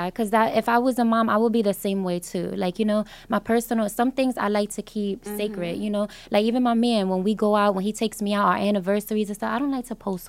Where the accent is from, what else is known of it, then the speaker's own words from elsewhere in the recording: New York City, New York, United States; I'm from the Bronx, you know, I'm from the hood